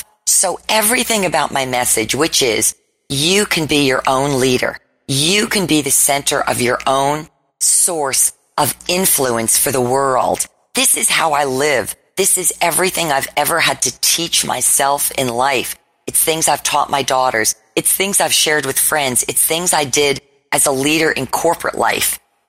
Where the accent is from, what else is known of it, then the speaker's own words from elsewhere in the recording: United States; I'm from the New York, New Jersey area. I come from an Italian background.